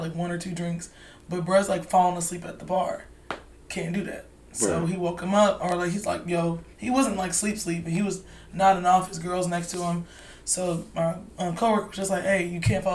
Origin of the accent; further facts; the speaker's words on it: Charlotte, North Carolina, United States; I'm from Charlotte